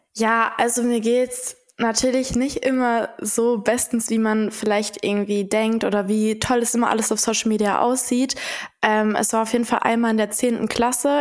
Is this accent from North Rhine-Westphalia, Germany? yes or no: yes; Dortmund, North Rhine-Westphalia, Germany; moved away as an adult; now in Cologne, Germany; ich komme ja selber aus Dortmund